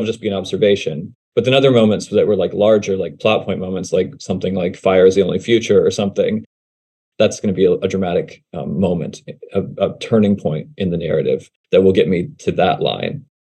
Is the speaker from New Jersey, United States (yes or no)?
no; Charlottesville, Virginia, United States; moved away as an adult; also born or lived in Los Angeles; my hometown of Charlottesville, Virginia, which is that's where I grew up